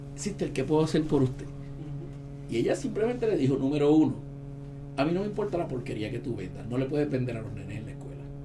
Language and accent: Spanish; Ponce, Puerto Rico; Yo soy de la playa de Ponce